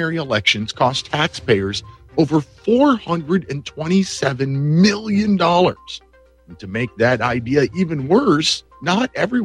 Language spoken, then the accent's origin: English; Pennsylvania, United States; the Commonwealth of Pennsylvania, my home state